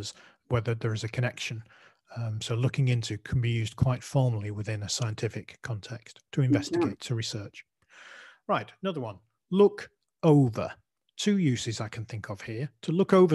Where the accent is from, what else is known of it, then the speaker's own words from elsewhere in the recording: Manchester, North West England, United Kingdom; accent: Mancunian; my Mancunian accent